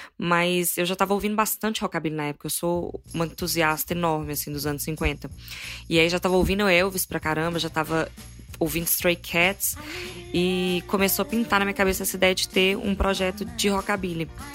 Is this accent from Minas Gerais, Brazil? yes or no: yes; Formiga, Minas Gerais, Brazil; now in Belo Horizonte, Brazil; Isso é na minha cidade, né? Eu sou de Formiga, não sou daqui de BH